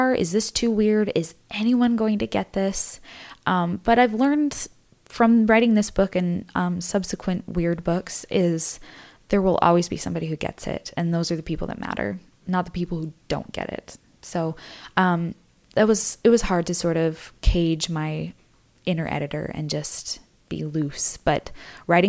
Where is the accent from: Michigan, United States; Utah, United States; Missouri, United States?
Utah, United States; I grew up in Utah, where the dominant religion is the LDS Church.